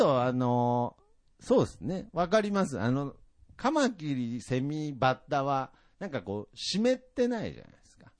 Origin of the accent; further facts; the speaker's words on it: Nagoya, Aichi, Japan; born or raised there; also born or lived in Tokyo / Okinawa